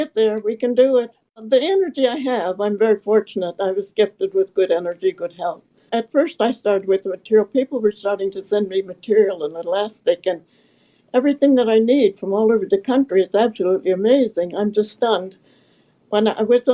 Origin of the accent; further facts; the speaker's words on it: Midwest, United States; moved away; I came from the Middle West, and it was really difficult times.